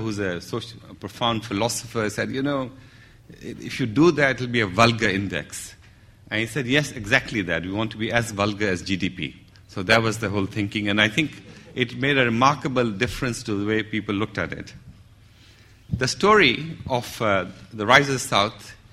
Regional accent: Pakistan; I'm a Pakistani as well

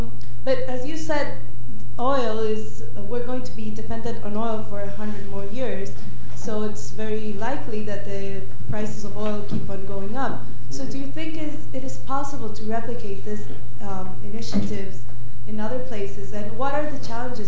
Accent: Ecuador; I am from Ecuador

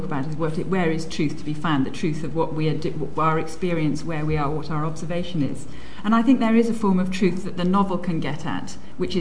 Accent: Nigeria; now in England; I grew up in Nigeria

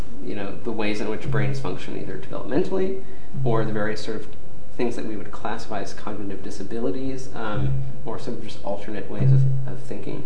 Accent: United States; I, as an American

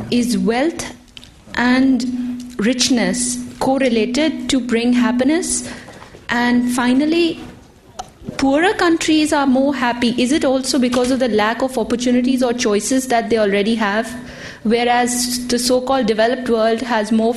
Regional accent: Pakistan; moved away as an adult; I come from Pakistan, where every other moment there's a bomb blast

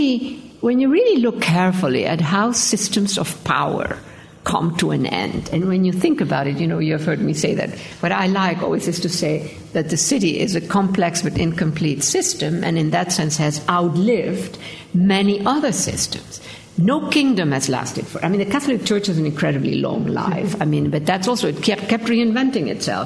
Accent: Argentina; moved away; I grew up in Argentina. We like to talk.

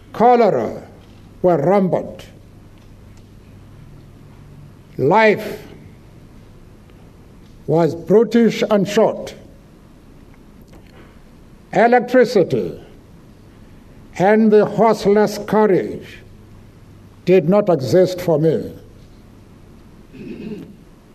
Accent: Eastern Cape, South Africa; I grew up in the Eastern Cape, an area of South Africa

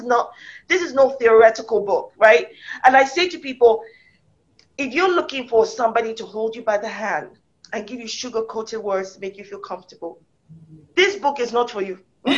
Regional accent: United Kingdom; So as a black woman, of I'm British, and I'm Nigerian, I'm African from the roots of my head to the soles of my feet.

